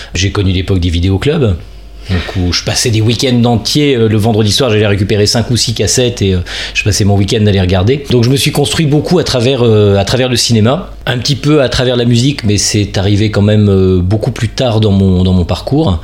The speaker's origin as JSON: {"language": "French", "town": "Gennevilliers", "region": "Île-de-France", "country": "France", "tie": "born or raised there", "lives_now": "Paris, France", "said": "j'ai grandi dans les Hauts-de-Seine"}